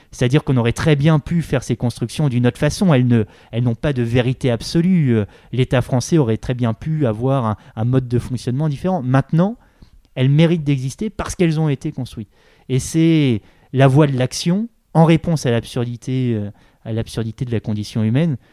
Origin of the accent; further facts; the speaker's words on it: Granville, Normandy, France; moved away as an adult; now in Paris, France; je suis pas du tout de Paris, je suis de, je suis de Normandie. Euh, dans la Manche, le département de la Manche, à Granville